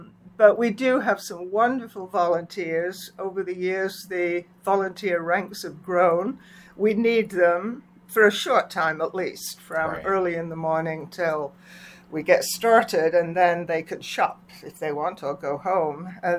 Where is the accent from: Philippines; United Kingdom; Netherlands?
United Kingdom; England; moved away as an adult; also born or lived in Canada; We came down from Canada. From England, 4 years in Canada, where my husband did a postdoc at McGill.